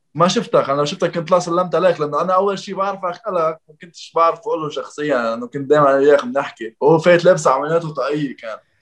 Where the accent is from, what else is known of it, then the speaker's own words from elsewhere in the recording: Lebanon; moved away as an adult; now in Dubai, United Arab Emirates; عندنا بلبنان